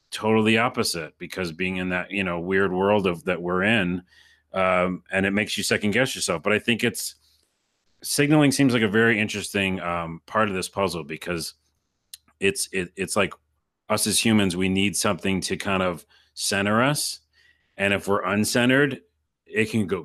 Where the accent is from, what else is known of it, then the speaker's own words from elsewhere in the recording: New York, United States; I'm from New York, and that's it.